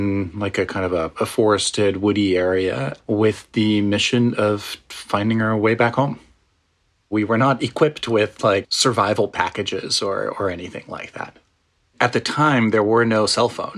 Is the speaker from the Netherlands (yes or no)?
yes; Netherlands; moved away as an adult; now in United States; I am originally from the Netherlands, but I've been in the U.S. for the last, well, almost 20 years